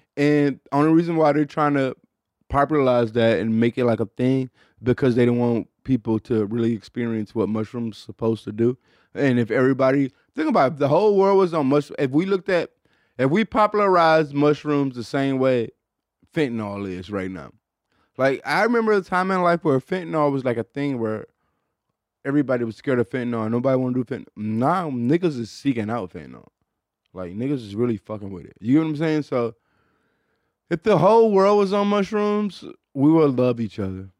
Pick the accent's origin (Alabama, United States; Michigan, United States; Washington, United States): Michigan, United States; Detroit; I'm from Detroit, Michigan is the Midwest. Like, growing up in like the early 90s